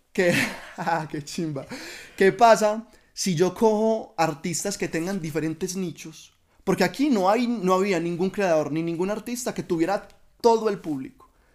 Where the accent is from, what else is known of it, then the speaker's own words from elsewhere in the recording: Oriente Antioqueño, Antioquia, Colombia; yo amo el lugar de donde soy y quiero representarlo siempre